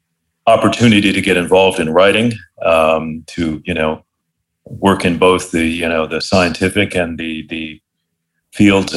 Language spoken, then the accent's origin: English; Phoenix, Arizona, United States; moved away; also born or lived in Los Angeles; one of my friends from growing up in Phoenix